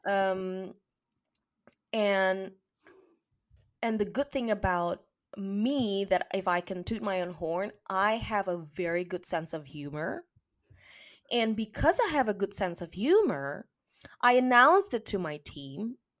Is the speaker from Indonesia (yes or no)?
yes; Indonesia; moved away as an adult; now in England; my home country, Indonesia. And I also remember just three years ago when I moved to England